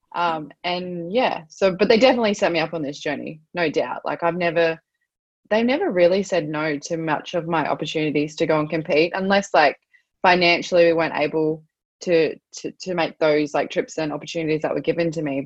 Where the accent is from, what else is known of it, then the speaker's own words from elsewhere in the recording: Australia; I'm Australian, but I'm also I'm Aboriginal.